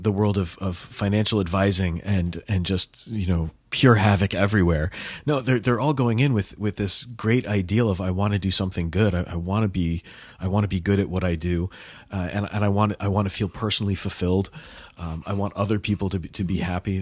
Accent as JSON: {"language": "English", "country": "United States"}